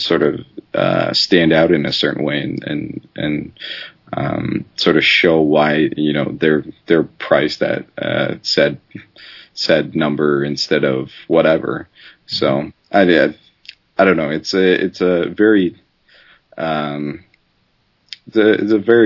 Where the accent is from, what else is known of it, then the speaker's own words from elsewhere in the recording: Canada; I'm Canadian